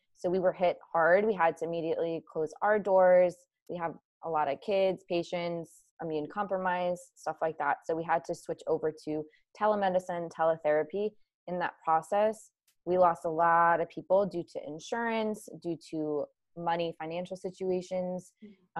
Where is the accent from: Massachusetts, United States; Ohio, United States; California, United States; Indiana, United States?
Ohio, United States; i grew up in ohio but my dad uh, is from colombia